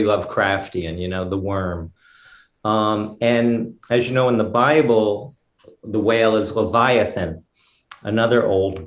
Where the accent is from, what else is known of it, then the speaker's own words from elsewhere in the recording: Mystic, Connecticut, United States; we grew up in Mystic, Connecticut, which is a New England, small New England town